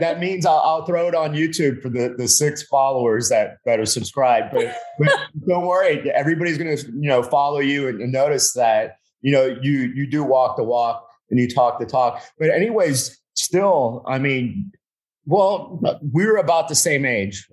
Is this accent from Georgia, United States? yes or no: no; Miami, Florida, United States; moved away; I was from Miami